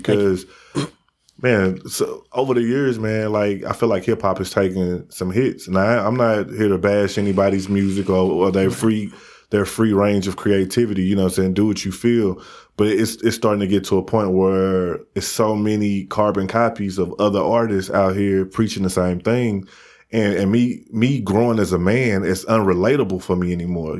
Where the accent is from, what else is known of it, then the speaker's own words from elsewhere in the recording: Midwest, United States; I'm from the Midwest